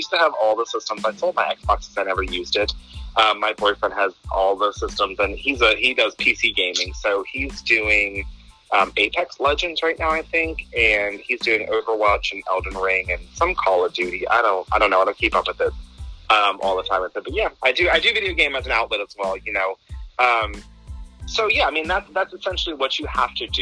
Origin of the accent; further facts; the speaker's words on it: Virginia, United States; also born or lived in New Jersey; Originally, we're from New Jersey. So we all just kind of moved into Virginia back in like 1988, 1990, something like that.